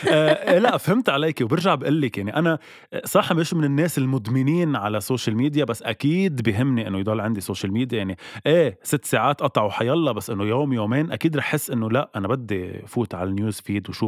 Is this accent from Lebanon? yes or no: yes; Lebanon; نحن كلبنانية اكيد فينا نعيش بلا تلفزيون